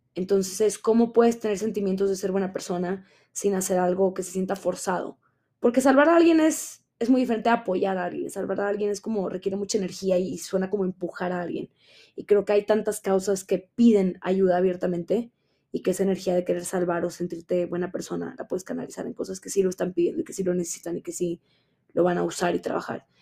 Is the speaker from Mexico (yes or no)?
yes; Mexico; moved away; estoy grabando desde la Ciudad de México. Es correcto, estoy de regreso en mi país